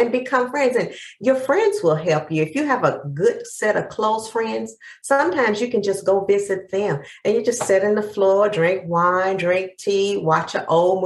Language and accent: English; East Texas, United States; I'm from the deep South. I'm from East Texas